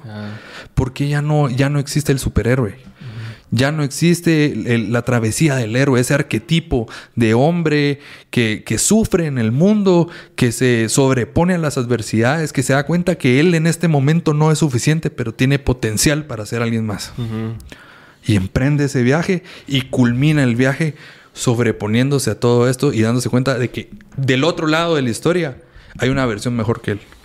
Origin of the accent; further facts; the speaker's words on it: Guatemala; como guatemaltecos